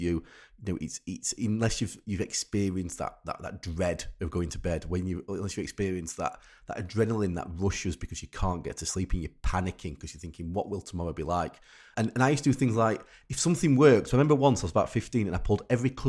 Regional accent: Rotherham, Yorkshire and the Humber, United Kingdom; I'm from Rotherham, and in we used to have on the local radio station like Night Owls

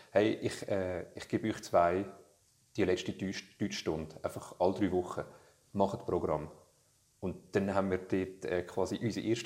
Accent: Switzerland; born there; dass ich irgendwie da geboren bin in der Schweiz

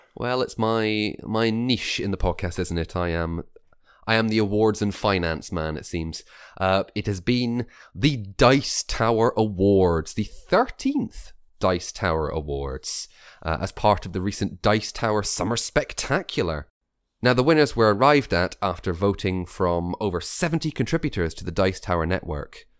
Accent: Scotland, United Kingdom; accent: Scottish; my real Scottish accent isn't real enough

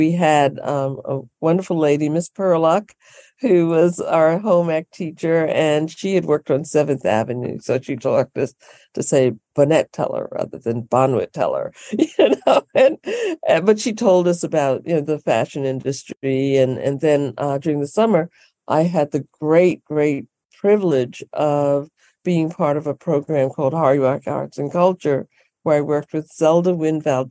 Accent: Bermuda; moved away; also born or lived in New York City; was only 5 months old when I actually went to Bermuda. My mom was helping my dad through school, and my great aunt, who's like my grandma, brought me up Bermuda

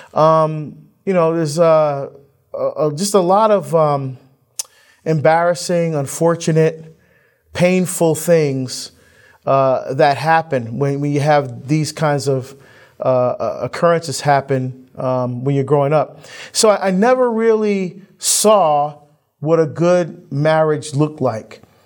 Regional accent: Hillside, New Jersey, United States; also born or lived in Barbados; I grew up in Hillside, New Jersey, which is, uh, just, uh, which is one of the t-, towns right next to Newark

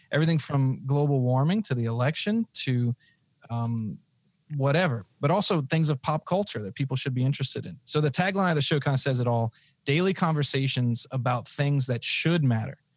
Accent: United States; I live here. This is my country. And so, yeah, I'm proud to be an American.

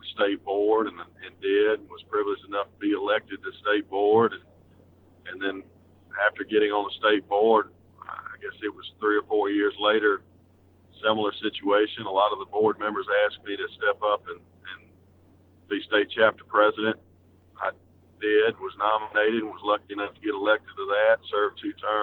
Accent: South Mississippi, United States; I grew up in South Mississippi

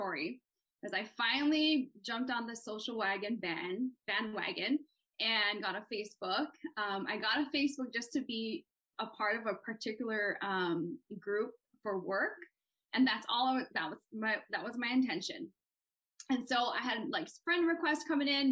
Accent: Hawaii, United States; moved away as an adult; also born or lived in Washington State; now in Washington, United States; born and raised in Hawaii and moved out to Washington State in 2000. Right after high school

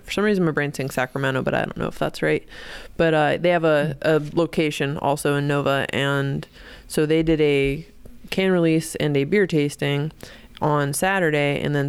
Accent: Ireland; I'm Irish. We just do vowels.

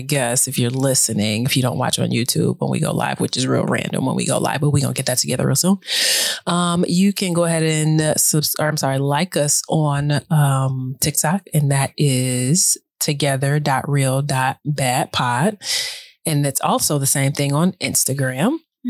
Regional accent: Detroit, Michigan, United States; now in Chicago, United States; I'm originally from Detroit

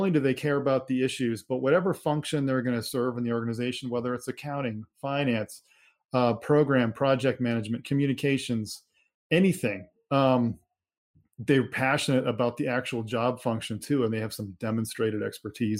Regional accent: Minnesota, United States; I grew up in Minnesota

